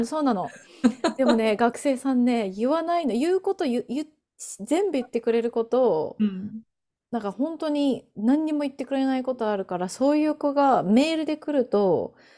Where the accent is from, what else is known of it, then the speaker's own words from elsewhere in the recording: Japan; first language Japanese; now in United States; 日本 人